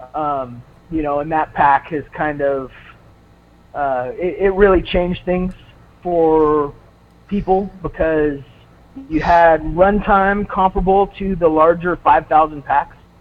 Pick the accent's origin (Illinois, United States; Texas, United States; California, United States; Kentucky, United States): California, United States; Southern; I grew up in Southern California, and so the hobby industry was was pretty big down there